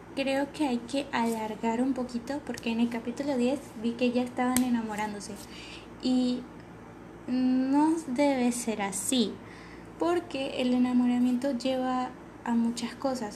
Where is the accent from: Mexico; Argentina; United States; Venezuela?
Venezuela; accent: venezolano; Yo sé que somos venezolanos y que nosotros vamos a hablar así